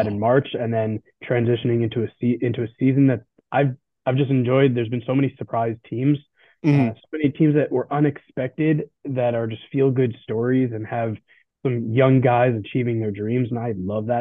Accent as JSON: {"language": "English", "region": "South Florida", "country": "United States", "tie": "born or raised there", "said": "I grew up in South Florida"}